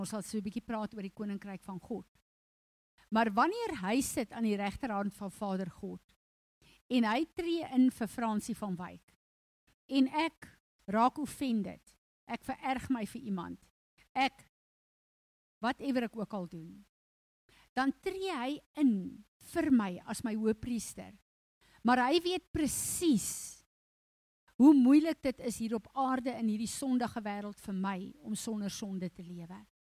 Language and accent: Afrikaans; South Africa; first language Afrikaans; Ek is 'n Afrikaner Ek is trots daarop. Dis vir my lekker. My taal is vir my lekker